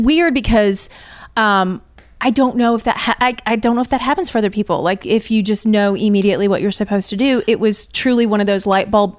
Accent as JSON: {"language": "English", "region": "Indiana", "country": "United States", "also_born_or_lived": "Louisville, Kentucky", "said": "I am from Indiana originally."}